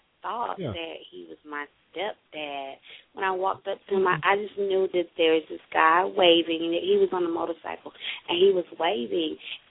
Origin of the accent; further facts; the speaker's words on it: Central Florida, United States; Central Florida.